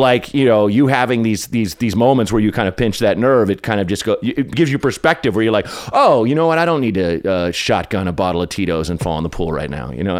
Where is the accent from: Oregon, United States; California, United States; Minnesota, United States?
Oregon, United States; Portland; where I grew up in Northeast Portland was not very pretty or nice